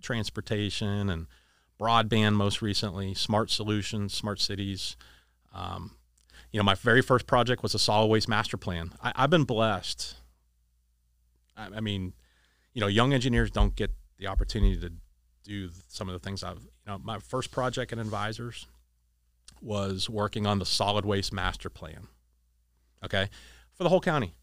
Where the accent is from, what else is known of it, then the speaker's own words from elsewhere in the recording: Erie, Pennsylvania, United States; moved away; we grew up in Erie.